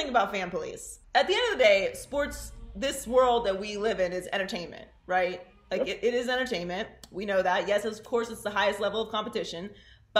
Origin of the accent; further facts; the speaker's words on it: Pittsburgh, Pennsylvania, United States; moved away; also born or lived in Miami; I grew up in Pittsburgh